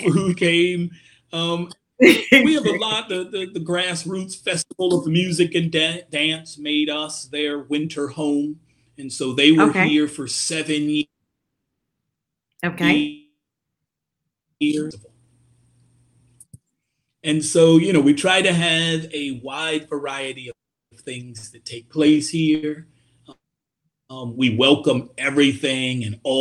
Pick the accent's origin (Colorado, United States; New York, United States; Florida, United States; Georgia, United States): Florida, United States; Miami; I'm not from Miami originally, but I grew up here. So I was in high school during the May 80 riots